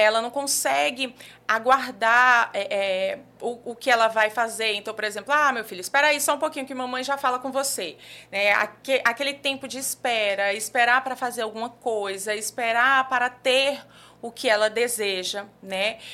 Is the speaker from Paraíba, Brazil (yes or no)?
yes; João Pessoa, Paraíba, Brazil; moved away as an adult; also born or lived in Brasília; now in João Pessoa, Brazil; sou daqui de João Pessoa mesmo. É, morei aqui até mais ou menos os 18 anos